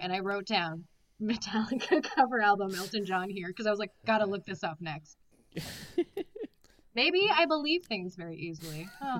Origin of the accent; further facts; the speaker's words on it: Alberta, Canada; I'm from Alberta, so the opposite side of where you are, right?